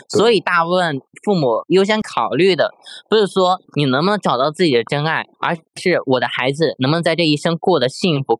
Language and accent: Chinese; Henan, China; 我就是河南的，其实